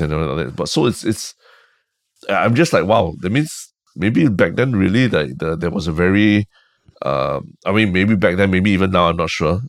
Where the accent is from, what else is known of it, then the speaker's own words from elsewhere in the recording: Singapore; moved away as an adult; also born or lived in United States; I identified much more as a Singaporean after leaving Singapore